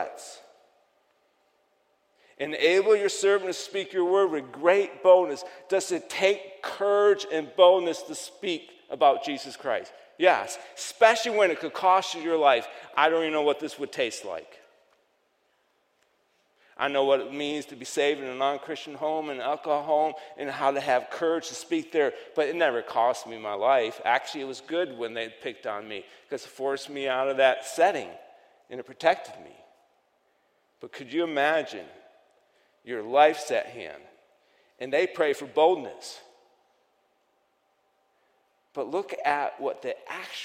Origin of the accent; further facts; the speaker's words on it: New York, United States; accent: Yankee accent from New York; my Yankee accent from New York